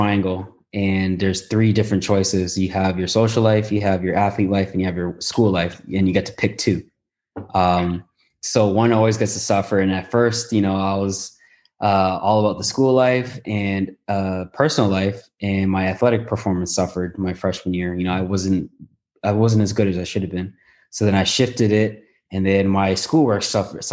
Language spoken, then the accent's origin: English; Toronto, Ontario, Canada; moved away as an adult; also born or lived in Southern California; I'm a guy from Toronto